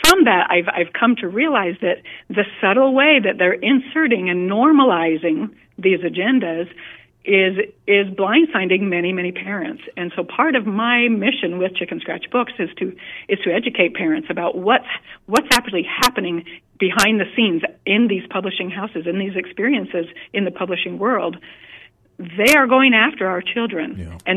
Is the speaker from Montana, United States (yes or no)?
yes; Montana, United States; I put together a writers' conference, it's been about eight years ago, in my home state of Montana.